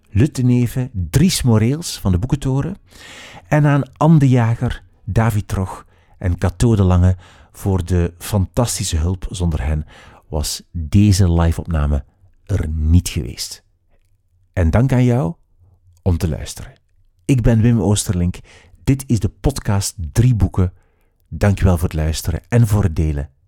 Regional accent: Ghent, Flanders, Belgium; born there; ik doe soms een poging, maar ik ben wel geboren in Gent, maar ik kan echt niet zo goed dialect.

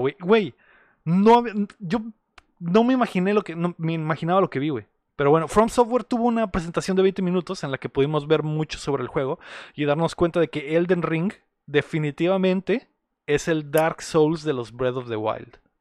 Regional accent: Mexicali, Baja California, Mexico; nosotros que somos de Baja California

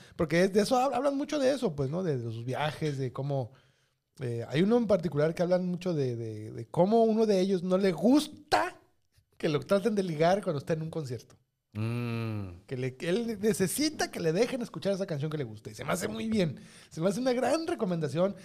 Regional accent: Mexico; en México también así andamos

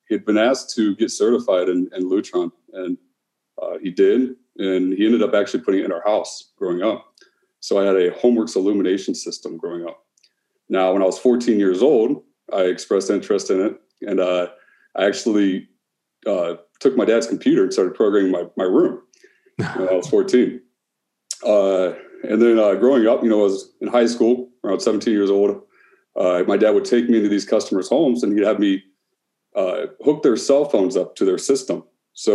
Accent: Canton, Ohio, United States; moved away as an adult; now in Cleveland, United States; I'm originally from Canton, Ohio. Just recently moved to Cleveland, Ohio

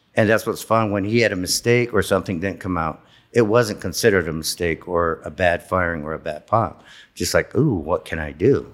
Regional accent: San Ildefonso Pueblo, New Mexico, United States; I grew up in the Pueblo. I grew up in my grandparents' house

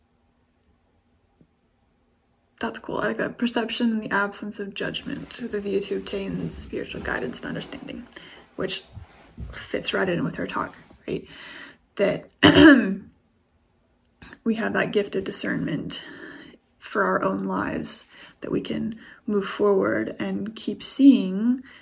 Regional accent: United States; I'm from the States

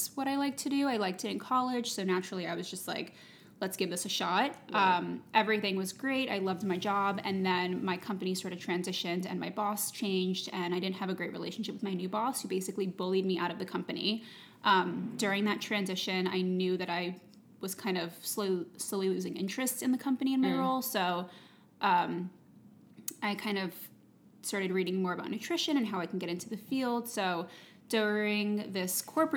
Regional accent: New Jersey, United States; also born or lived in New York City; I grew up in New Jersey

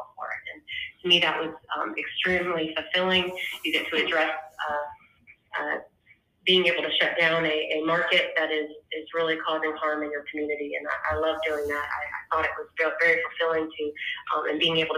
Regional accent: Alexandria, Virginia, United States; moved away as an adult; now in Myrtle Beach, United States; I'm originally from Alexandria, Virginia, and that's where I went to school

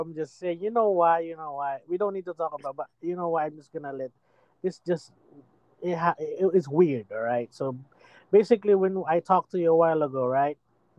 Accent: Philippines; I'm a Filipino.

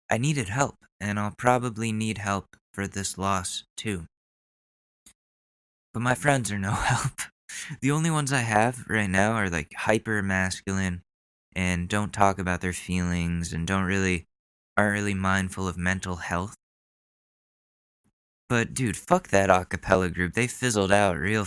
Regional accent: Ridgefield, Connecticut, United States; A lot of people from my hometown passed away when I was younger, that Ridgefield, Connecticut is kind of cursed with tragedies

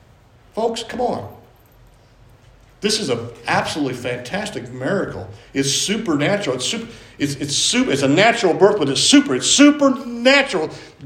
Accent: Carbondale, Illinois, United States; born there; I was born in Carbondale, Illinois. I had no choice over that.

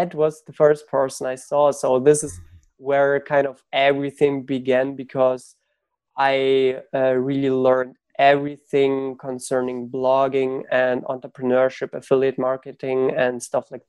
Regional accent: Germany; also born or lived in Ukraine; I grew up in Germany. So I was born in Ukraine, but we moved when I was 6 to Germany. So I grew up in school. I was in school and university in Germany

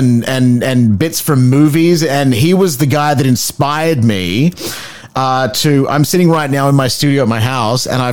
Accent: Nambour, Queensland, Australia; moved away as an adult; now in Canada; I grew up on the Sunshine Coast, right? I went to Burnside High School in Nambour

